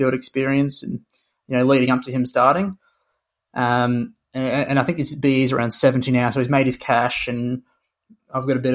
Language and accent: English; Brisbane, Queensland, Australia; I was born and raised in Brisbane, so I'm actually Queensland